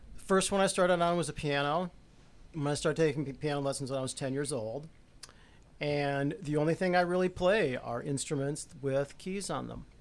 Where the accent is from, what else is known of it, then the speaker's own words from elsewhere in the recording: Rochester, United States; I grew up in Rochester